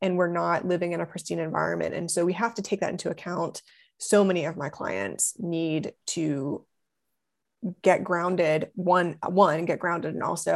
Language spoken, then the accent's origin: English; Ohio, United States; moved away as an adult; also born or lived in Los Angeles; I'm from Ohio